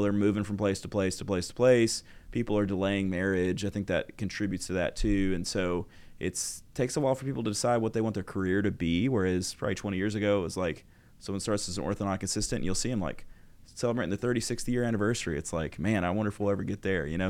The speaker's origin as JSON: {"language": "English", "region": "Arkansas", "country": "United States", "tie": "born or raised there", "said": "I grew up in Arkansas, no dental school in Arkansas at the time"}